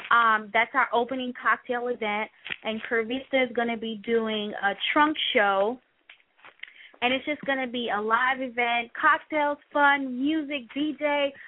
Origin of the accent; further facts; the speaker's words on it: New York City, New York, United States; actually from New York City